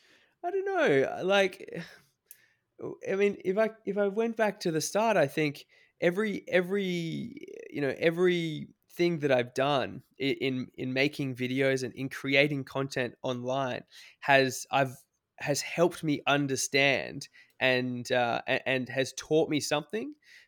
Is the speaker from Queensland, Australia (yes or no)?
yes; Cairns, Queensland, Australia; I grew up in Cairns in Far North Queensland.